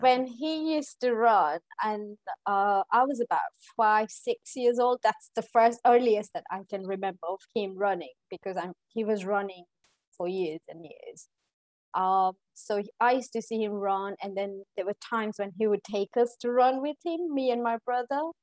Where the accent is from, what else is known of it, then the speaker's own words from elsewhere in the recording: Eldoret, Uasin Gishu County, Kenya; moved away as an adult; now in London, United Kingdom; I was born and brought up in Kenya, in, in Kenya.